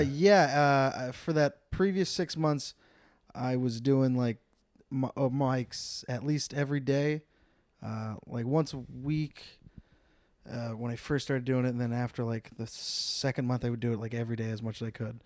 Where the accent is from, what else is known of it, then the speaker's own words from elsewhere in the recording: San Jose, California, United States; moved away as an adult; also born or lived in Temecula, California; now in Los Angeles, United States; was born and raised in, uh, San Jose, California.